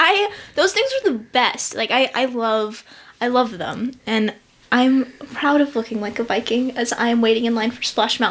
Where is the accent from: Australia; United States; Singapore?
United States; California; growing up in California, it was constantly super hot.